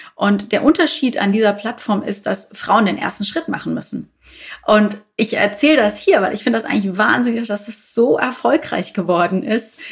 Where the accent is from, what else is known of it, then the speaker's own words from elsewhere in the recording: Bavaria, Germany; now in Berlin, Germany; ich bin ja Bayerin eigentlich. Insofern äh, zieht es mich dann doch öfters mal in meine alte Heimat